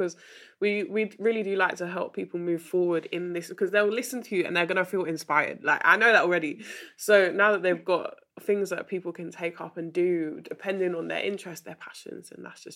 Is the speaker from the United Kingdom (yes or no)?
yes; United Kingdom; accent: British